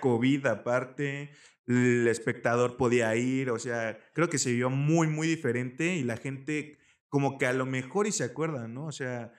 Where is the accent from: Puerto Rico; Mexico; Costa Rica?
Mexico; nosotros como cultura, como mexicanos